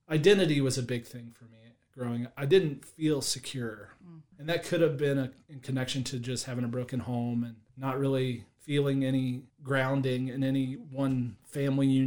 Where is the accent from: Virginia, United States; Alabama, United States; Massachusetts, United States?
Virginia, United States; Penn Laird; also born or lived in Staunton, Virginia; I am from Penn Laird, Virginia, so I'm local. Go Blazers.